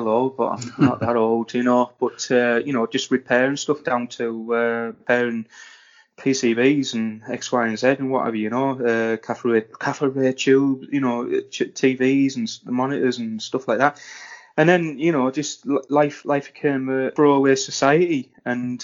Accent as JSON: {"language": "English", "town": "Redcar", "region": "North East England", "country": "United Kingdom", "said": "I'm from Redcar, Teesside. That's basically where I'm from"}